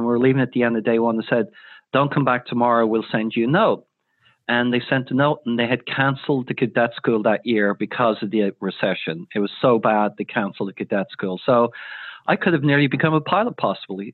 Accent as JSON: {"language": "English", "country": "Ireland", "tie": "born or raised there", "said": "growing up in Ireland."}